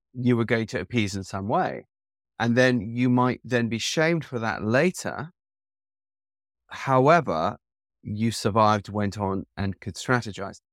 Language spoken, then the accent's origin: English; England, United Kingdom; growing up in the type of school that I grew up with in Eng-, in England